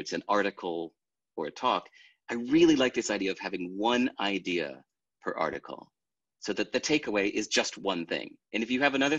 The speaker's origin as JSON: {"language": "English", "country": "United States", "tie": "born or raised there", "said": "Growing up in America"}